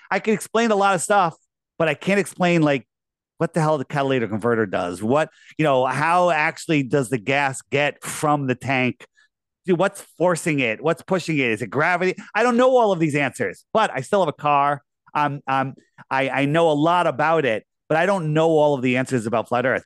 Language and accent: English; United States; I grew up in Fairfield County.